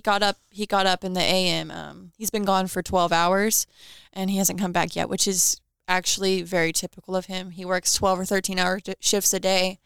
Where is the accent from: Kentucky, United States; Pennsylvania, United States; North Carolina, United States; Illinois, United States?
Kentucky, United States; Owensboro; from here